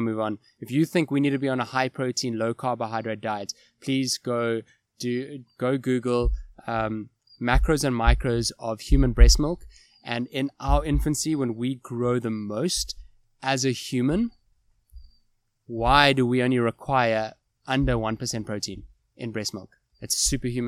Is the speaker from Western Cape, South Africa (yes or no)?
yes; Cape Town, Western Cape, South Africa; moved away as an adult; also born or lived in Johannesburg / Kuwait; I was moved back to Cape Town, back to my hometown from Joburg